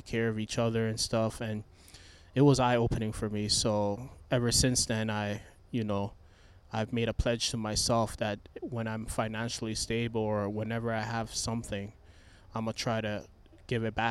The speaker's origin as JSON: {"language": "English", "town": "Toronto", "region": "Ontario", "country": "Canada", "tie": "born or raised there", "moved": "as an adult", "lives_now": "Memphis, United States", "said": "I was born in Toronto"}